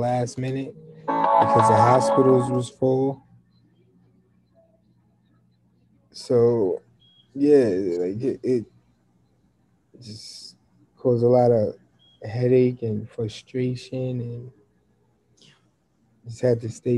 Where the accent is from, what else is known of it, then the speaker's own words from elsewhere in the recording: Newburgh, New York, United States; now in New York City, United States; I'm from New York, Newburgh, New York, actually.